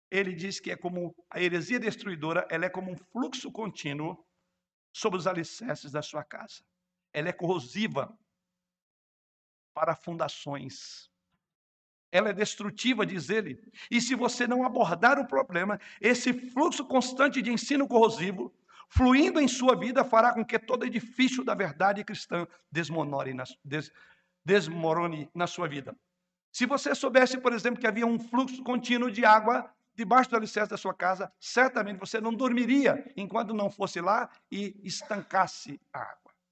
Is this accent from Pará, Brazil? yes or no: no; Rio de Janeiro, Brazil; Na minha juventude, morando no Rio de Janeiro, era muito comum a região onde eu morava ter algumas lagoas ali na região.